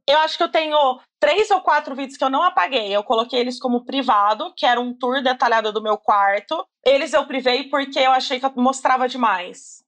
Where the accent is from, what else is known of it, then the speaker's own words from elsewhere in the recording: Campinas, São Paulo, Brazil; eu sou de Campinas